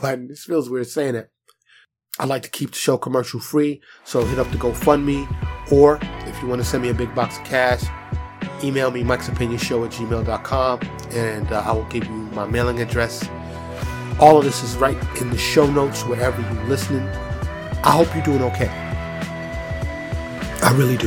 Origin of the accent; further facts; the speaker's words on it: New York, United States; I, I born and raised in New York